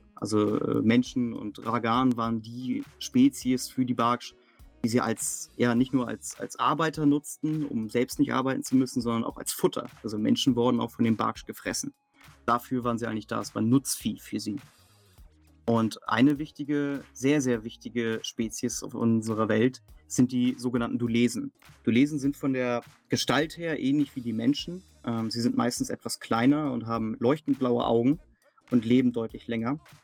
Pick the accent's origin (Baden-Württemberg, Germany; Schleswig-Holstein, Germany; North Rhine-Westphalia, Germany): Schleswig-Holstein, Germany; near Lübeck; moved away; Ich komme ja aus dem Norden Deutschlands, in der Nähe von Lübeck